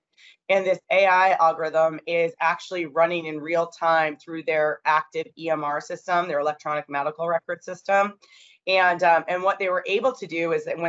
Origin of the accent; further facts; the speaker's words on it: Maine, United States; now in New York, United States; I grew up in Maine, actually. So I'm from there.